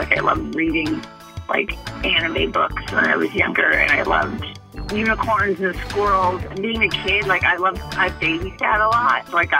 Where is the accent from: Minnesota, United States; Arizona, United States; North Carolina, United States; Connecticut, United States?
Minnesota, United States; northern suburbs of Minneapolis; moved away as an adult; now in California, United States; I'm from Minnesota, born and raised in, like, the northern suburbs of Minneapolis, like Ham Lake and Blaine.